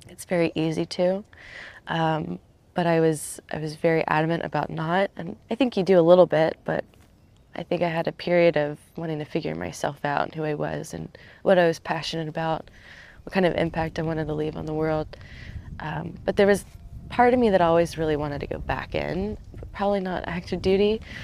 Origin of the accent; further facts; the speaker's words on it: Southern Maryland, United States; moved away as an adult; also born or lived in Vermont; I grew up in Southern Maryland